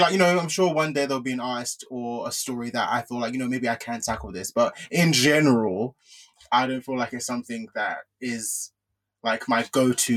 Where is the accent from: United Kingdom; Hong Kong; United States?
United Kingdom; as the British Nigerian on the show